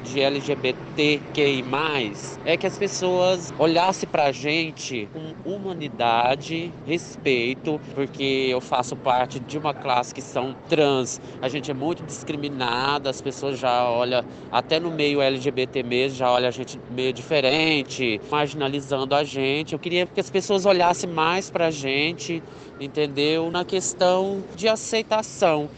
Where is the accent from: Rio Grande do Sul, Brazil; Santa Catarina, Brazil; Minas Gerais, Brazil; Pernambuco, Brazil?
Minas Gerais, Brazil; Cristais; now in São Paulo, Brazil; sou de Cristais, Minas Gerais, mas já vai fazer 12 anos que moro em São Paulo